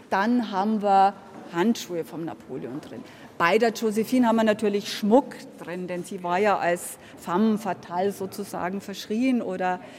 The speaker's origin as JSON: {"language": "German", "region": "Bavaria", "country": "Germany", "tie": "born there", "said": "Ich bin in Franken geboren, in Unterfranken geboren und ich würde auch hier nicht weggehen."}